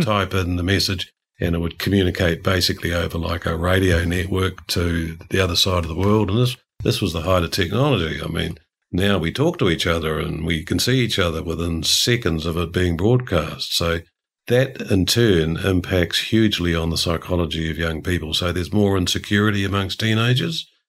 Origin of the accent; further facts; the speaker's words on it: New Zealand; as a New Zealander